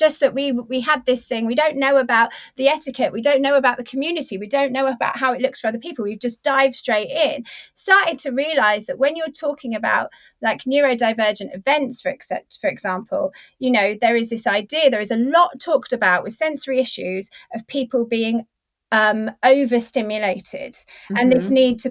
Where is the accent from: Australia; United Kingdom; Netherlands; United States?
United Kingdom; we're 40 and we're British